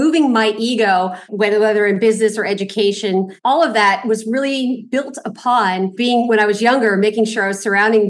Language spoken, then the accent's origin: English; Los Angeles, California, United States; I grew up here in Los Angeles, very humble background.